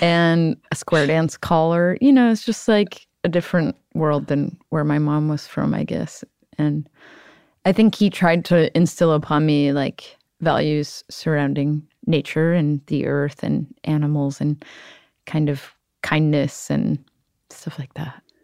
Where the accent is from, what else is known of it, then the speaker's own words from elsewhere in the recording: Cleveland, Ohio, United States; moved away; I'm from Cleveland, Ohio